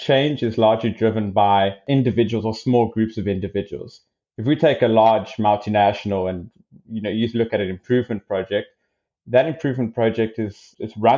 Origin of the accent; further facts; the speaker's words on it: South Africa; moved away as an adult; also born or lived in Stellenbosch; now in Victoria, Australia; growing up in South Africa